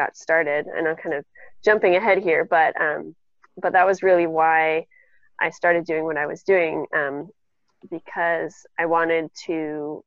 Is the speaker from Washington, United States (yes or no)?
yes; Seattle, Washington, United States; I'm from Seattle